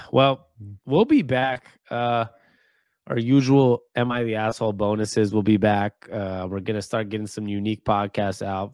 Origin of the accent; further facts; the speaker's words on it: Seattle, Washington, United States; I was born and raised in Seattle